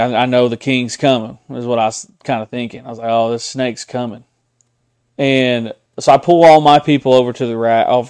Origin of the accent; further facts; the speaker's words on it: Tahlequah, Oklahoma, United States; I'm from Tahlequah. Been on that river and been around that river my entire life